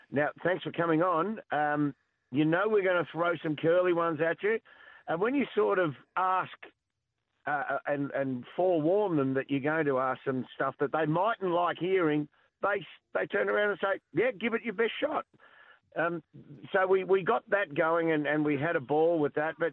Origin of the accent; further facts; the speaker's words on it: Lara, Victoria, Australia; Oh, I'm lucky. I'm from Lara.